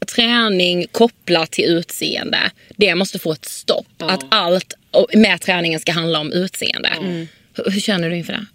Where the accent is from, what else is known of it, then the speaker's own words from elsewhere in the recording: Karlshamn, Blekinge, Sweden; now in Stockholm, Sweden; I Karlshamn där vi kommer ifrån